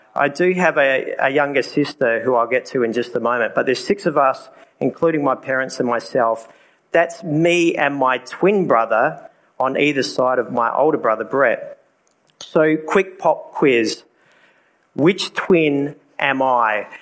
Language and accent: English; Port Lincoln, South Australia, Australia; as my accent has already given away, I'm from Australia, a little place called Port Lincoln. That's where it is in South Australia.